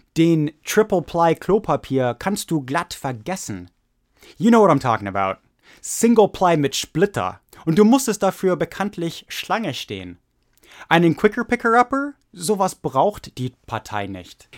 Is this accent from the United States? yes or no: yes; United States; wir als Amerikaner